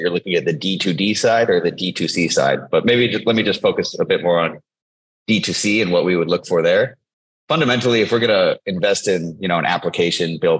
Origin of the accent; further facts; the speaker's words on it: Silicon Valley, the Bay Area, California, United States; also born or lived in Singapore; I'm from Silicon Valley, the Bay Area.